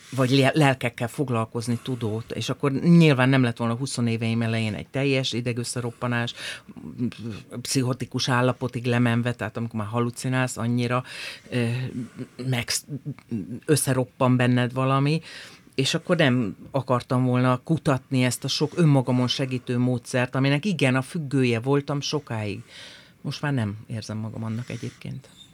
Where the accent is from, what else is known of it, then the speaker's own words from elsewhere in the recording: Hajdúnánás, Hajdú-Bihar, Hungary; kis helyen, hajdonáson nőttem föl